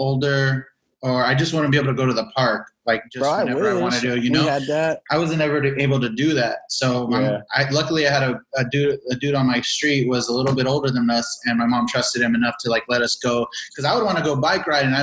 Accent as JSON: {"language": "English", "town": "Norwalk", "region": "California", "country": "United States", "tie": "born or raised there", "said": "I grew up in Norwalk, California"}